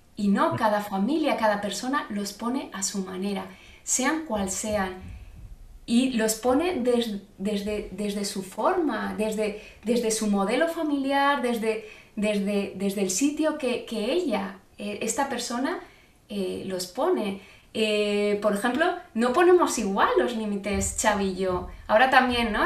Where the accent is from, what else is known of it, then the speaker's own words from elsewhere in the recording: Zaragoza, Aragon, Spain; yo soy de Zaragoza